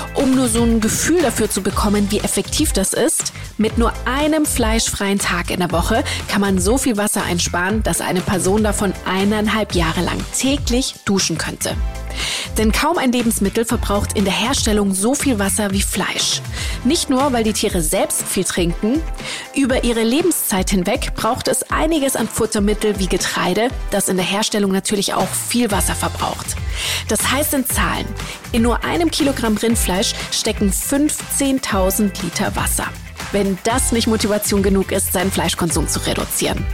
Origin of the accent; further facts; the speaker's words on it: Germany; bei uns in Deutschland